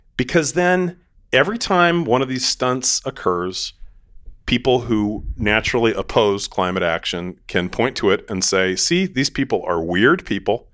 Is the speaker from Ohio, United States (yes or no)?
no; Seattle, Washington, United States; I'm from Seattle, and my mom ran a international adoption agency